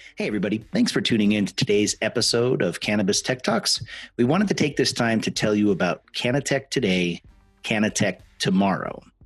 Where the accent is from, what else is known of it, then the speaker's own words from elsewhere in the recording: Spokane, Washington, United States; my hometown. You know, graduated from high school in Spokane